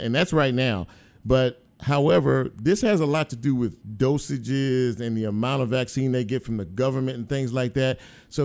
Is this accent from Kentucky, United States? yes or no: no; Los Angeles, California, United States; also born or lived in Mississippi; now in Memphis, United States; I was born in South Central. Mm-hmm. I grew up in South Central